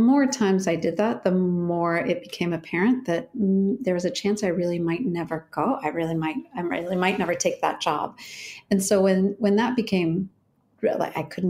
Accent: Chicago, Illinois, United States; moved away as an adult; also born or lived in Syracuse / Denmark; now in Oregon, United States; I'm from Chicago, and I went to Syracuse

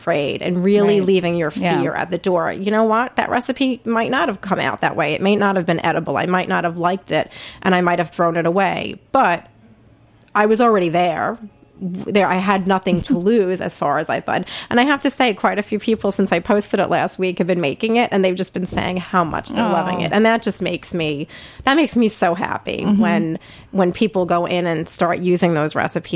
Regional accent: New York City, New York, United States; accent: Brooklyn; I don't know if my Brooklyn accent is coming through loud and clear, but I am a native Brooklyn gal. I grew up back in the day, we called it South Brooklyn, Red Hook

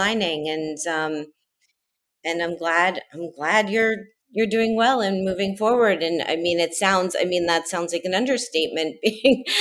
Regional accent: Miami, Florida, United States; that's my hometown.

